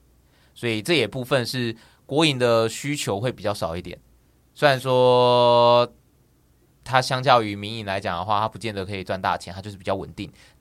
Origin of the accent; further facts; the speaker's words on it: Taichung, Taiwan; moved away as an adult; now in Taipei, Taiwan; 呃，我是台中人，然后。我为什么会选择来台北？